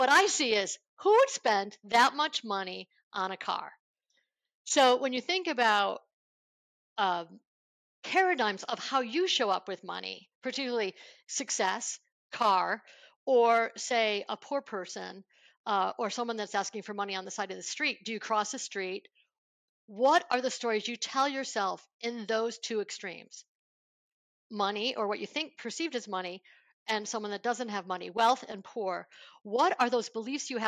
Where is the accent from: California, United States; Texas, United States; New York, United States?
New York, United States; Buffalo; I grew up in Buffalo, New York